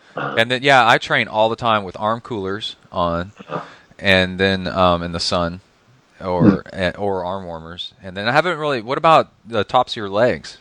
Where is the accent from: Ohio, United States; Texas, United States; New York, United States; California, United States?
Texas, United States; I grew up in Texas and in the South.